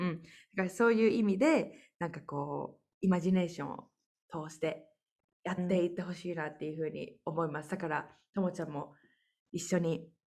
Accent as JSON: {"language": "Japanese", "country": "Japan", "moved": "as an adult", "said": "私って日本人として"}